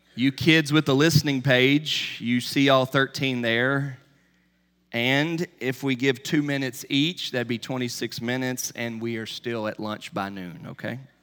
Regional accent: Charlotte, North Carolina, United States; When I was a kid growing up in Charlotte, North Carolina

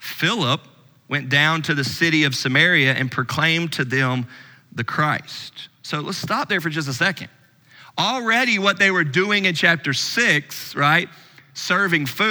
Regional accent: Louisville, Kentucky, United States; I'm from Louisville

